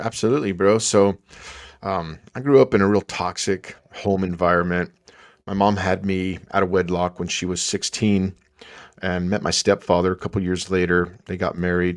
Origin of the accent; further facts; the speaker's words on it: El Paso, Texas, United States; growing up in El Paso, Texas